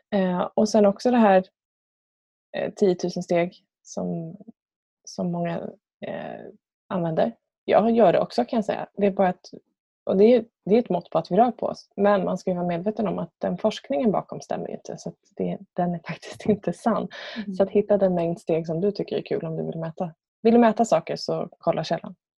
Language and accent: Swedish; Björnhuvud, Sweden; ute på landet där jag är uppvuxen. Björnhuvud som det så fint heter.